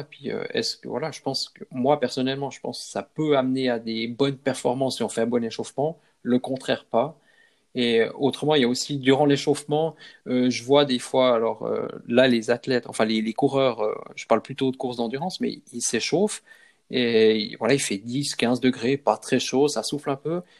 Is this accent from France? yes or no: no; Switzerland; par chez nous en Suisse